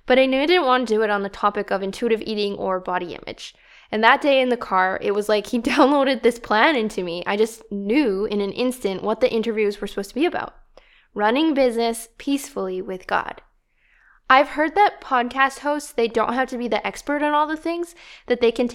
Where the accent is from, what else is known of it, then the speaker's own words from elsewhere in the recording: Canada; It's not very peaceful sounding, eh? Yes, I am Canadian.